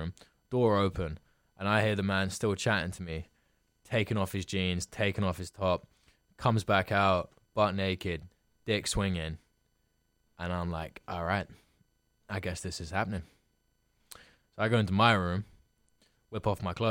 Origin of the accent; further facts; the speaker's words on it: London, United Kingdom; I was from London